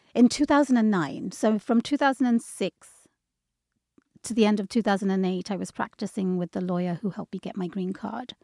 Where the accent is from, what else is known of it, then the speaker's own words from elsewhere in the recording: London, United Kingdom; moved away as an adult; also born or lived in Bangladesh; now in Seattle, United States; I was born and raised in London, but my parents are from Bangladesh, so I lived there for a little while